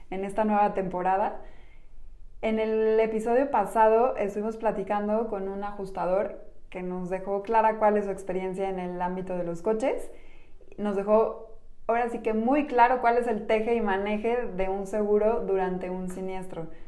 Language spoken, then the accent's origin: Spanish; Mexico